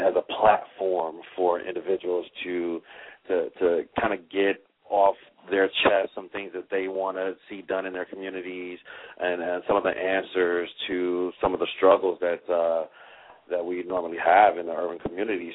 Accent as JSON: {"language": "English", "town": "Chicago", "region": "Illinois", "country": "United States", "tie": "born or raised there", "said": "I'm also a uh, native Chicagoan"}